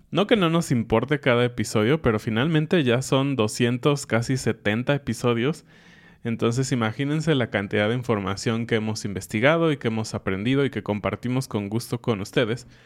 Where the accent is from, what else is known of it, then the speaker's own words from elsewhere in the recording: Mexico; cosas mexicanas extrañas, chistosas, que solo pasan con mexicanos o creemos que hacemos como mexicanos.